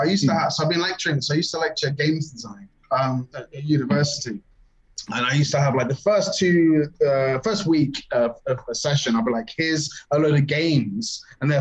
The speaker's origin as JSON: {"language": "English", "country": "United Kingdom", "said": "we're British"}